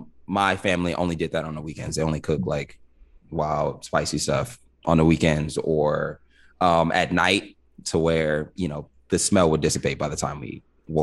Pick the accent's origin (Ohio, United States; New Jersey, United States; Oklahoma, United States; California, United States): California, United States; Los Angeles; First generation, yeah. Mm-hmm. Born and raised in LA.